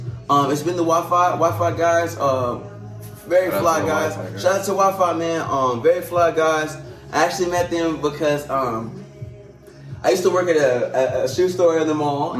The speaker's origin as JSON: {"language": "English", "region": "Maryland", "country": "United States", "lives_now": "Las Cruces, United States", "said": "I like to say I'm from Las Cruces, you know what I'm saying? But okay. Originally, I came here because I ran away from a train, on a train. I'm actually from the East Coast."}